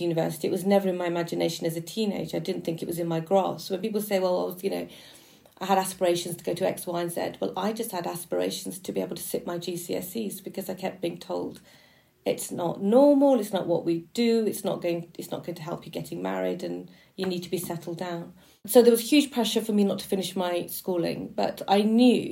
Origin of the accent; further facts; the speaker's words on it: Birmingham, West Midlands, United Kingdom; we were a migrant working class family growing up in Birmingham